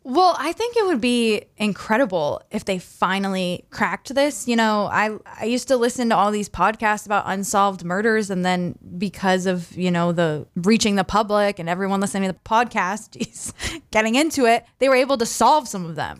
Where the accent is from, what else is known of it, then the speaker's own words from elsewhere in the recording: Southern Maine, United States; growing up in Southern Maine my whole life